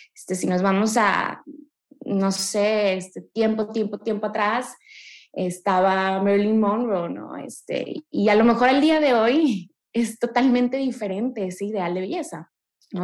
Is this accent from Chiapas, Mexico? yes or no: no; Monterrey, Nuevo León, Mexico; Yo soy aquí orgullosamente regia